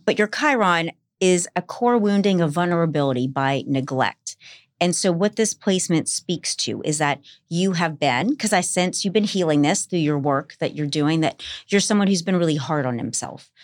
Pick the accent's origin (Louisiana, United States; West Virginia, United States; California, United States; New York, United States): Louisiana, United States; New Orleans; moved away as an adult; now in Los Angeles, United States; half Irish from New Orleans